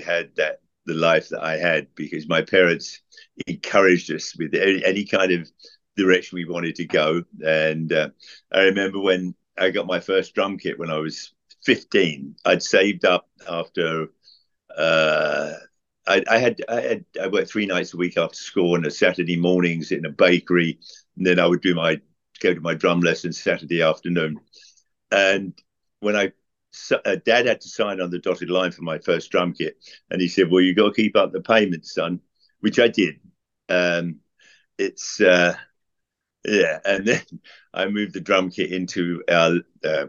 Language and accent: English; London, United Kingdom; moved away; I grew up in Southwest London in Hounslow near Heathrow Airport.